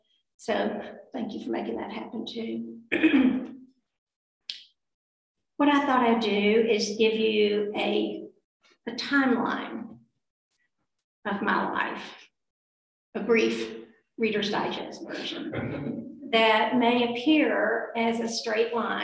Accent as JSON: {"language": "English", "town": "Cookeville", "region": "Tennessee", "country": "United States", "tie": "born or raised there", "also_born_or_lived": "Virginia / Arkansas / Fayetteville, Arkansas", "moved": "as an adult", "lives_now": "Little Rock, United States", "said": "I was born in Cookeville, Tennessee"}